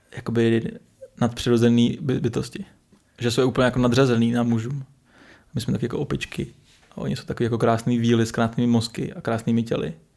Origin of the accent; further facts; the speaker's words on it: Jihlava, Vysočina Region, Czechia; My jsme z Jihlavy, eh, nebo od Jihlavy kousek